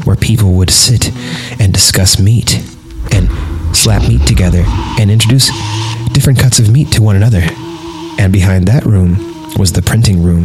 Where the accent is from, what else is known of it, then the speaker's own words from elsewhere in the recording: Fresno, California, United States; I went to Bullard High School in Fresno, California